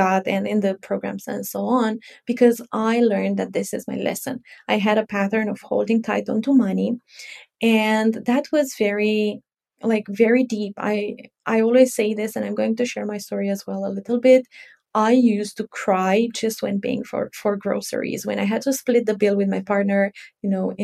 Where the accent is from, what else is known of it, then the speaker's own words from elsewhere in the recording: Romania; I am from Romania.